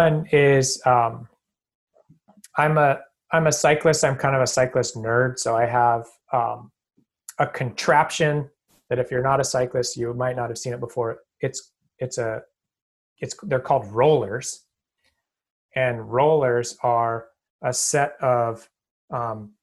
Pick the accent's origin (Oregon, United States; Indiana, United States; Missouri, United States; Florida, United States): Oregon, United States; Portland; moved away as an adult; also born or lived in Boston area; now in Boston, United States; I'm out here in the Boston area. I'm from Portland, Oregon.